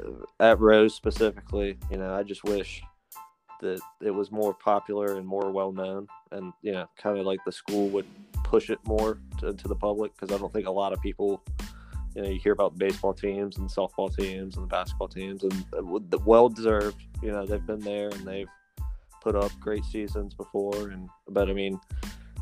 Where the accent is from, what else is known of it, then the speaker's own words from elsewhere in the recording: Greenville, United States; growing up in Greenville, lacrosse is, you know, obviously, you know, not a very popular sport